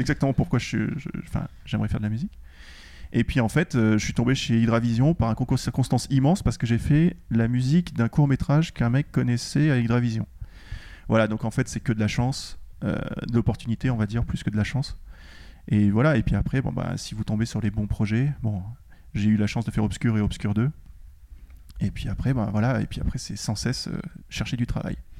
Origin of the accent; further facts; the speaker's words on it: France; je suis français